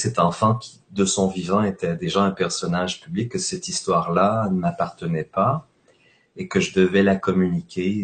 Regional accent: Quebec, Canada; chez nous au Québec

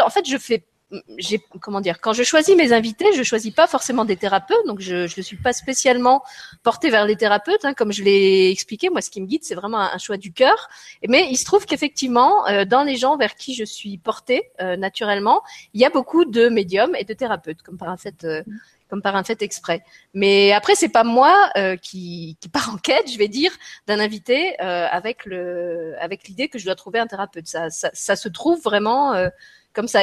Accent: France; moved away as an adult; J'ai quitté la France

